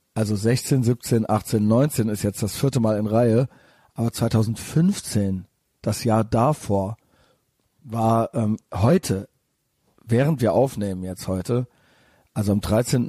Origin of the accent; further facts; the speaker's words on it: Cologne, North Rhine-Westphalia, Germany; ich bin aus Köln